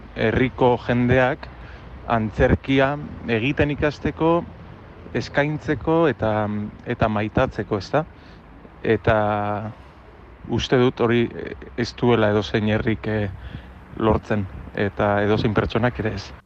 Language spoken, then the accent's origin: Basque; Durango, Basque Country, Spain; durango nire jaioterrian